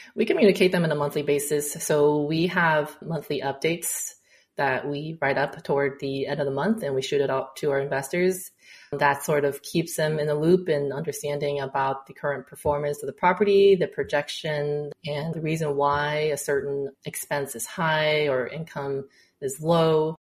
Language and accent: English; Texas, United States; also born or lived in China / Houston; now in Dallas, United States; i came back to texas where my hometown